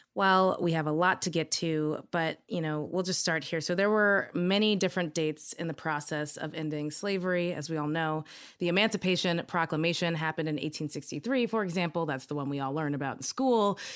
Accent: Kentucky, United States; I grew up in Kentucky

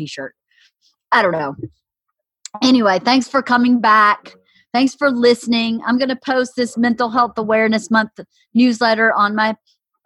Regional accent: the South, United States; growing up in the South

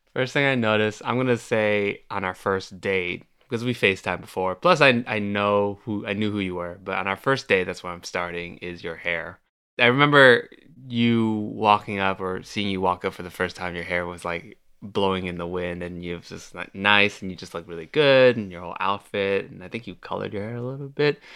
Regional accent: Milpitas, California, United States; moved away as an adult; now in Los Angeles, United States; I've only recently started living in L A, and I grew up in the Bay Area

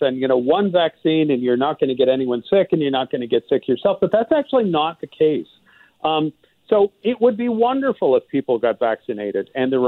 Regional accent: Quebec, Canada; moved away; I'm actually from Quebec originally.

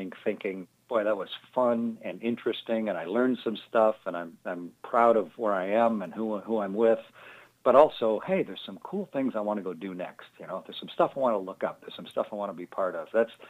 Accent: Canada; moved away as an adult; also born or lived in Russia / United States; especially as a Canadian who's left the planet and been around it on three different space flights

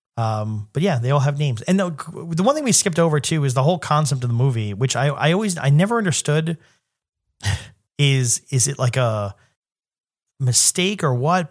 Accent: New York City, New York, United States; growing up in New York City

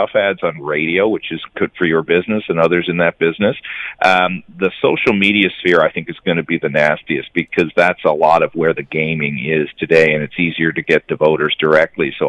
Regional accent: Newfoundland and Labrador, Canada; accent: Newfoundland; in my Newfoundland parlance

